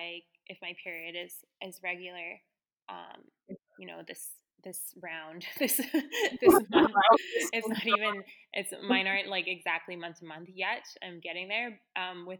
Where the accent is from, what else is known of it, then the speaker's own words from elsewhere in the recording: Victoria, British Columbia, Canada; I grew up in Victoria.